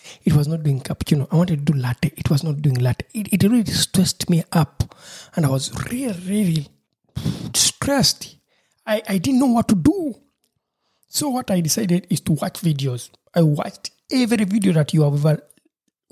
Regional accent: Uganda; moved away; my home country, Uganda

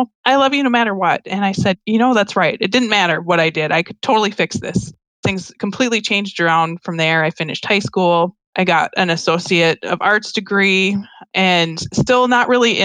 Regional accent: Minnesota, United States; I grew up in Minnesota. I've been here my whole life

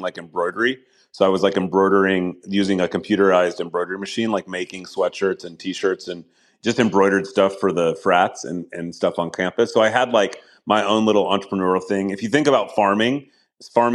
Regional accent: Galt, California, United States; also born or lived in Oakland, California / Los Angeles, California; we moved to a pig farm. In Northern California, just south of Sacramento, a little town called Galt, G-A-L-T. So yeah, I grew up there

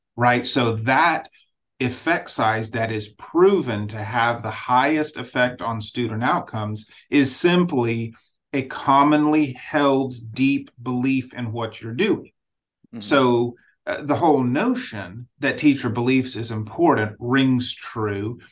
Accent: Nigeria; moved away; I grew up in Nigeria, so I grew up in a different setting

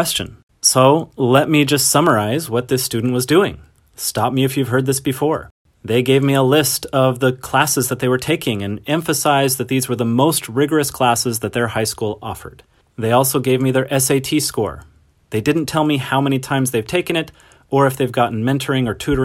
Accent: Montana, United States; I grew up in Montana

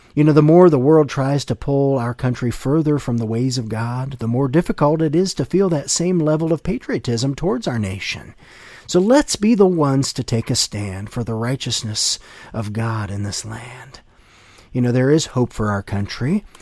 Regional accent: United States; growing up in the United States, I have a vivid memory of celebrating our nation's independence

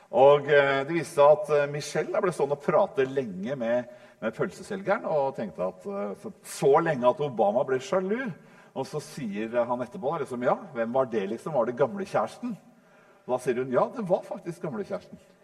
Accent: Norway; vi nordmenn

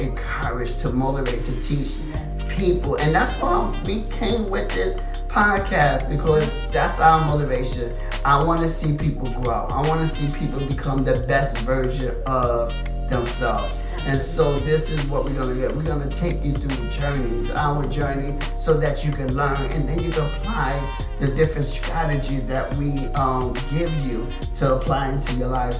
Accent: Jersey City, New Jersey, United States; Born and raised Jersey City, New Jersey.

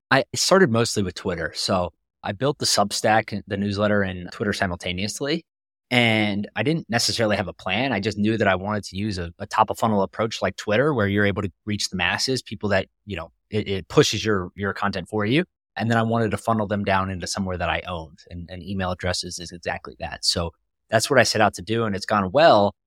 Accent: North Carolina, United States; I grew up in North Carolina

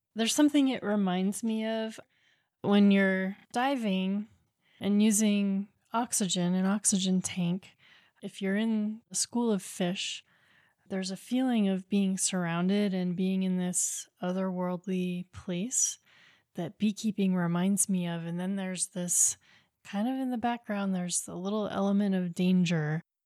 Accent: Maine, United States; I grew up in Maine

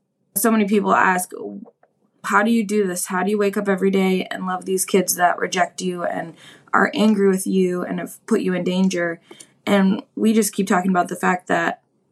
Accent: Milwaukee, Wisconsin, United States; move back to my hometown of Milwaukee, Wisconsin

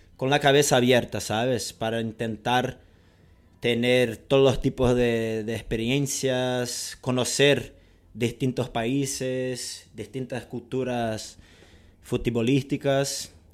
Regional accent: Rio de Janeiro, Brazil; first language Portuguese; Spanish is a second language; un carioca brasileño. Yo digo que soy, antes de ser brasileño, yo, soy carioca

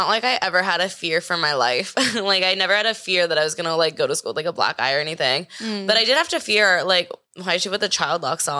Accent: Manhattan Beach, California, United States; Manhattan Beach in LA. It's like Los Angeles County.

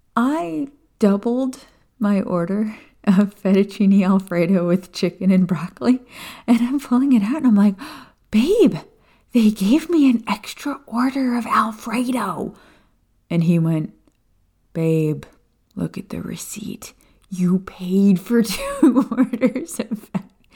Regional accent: Florida Keys, United States; Kat and I grew up in the Florida Keys

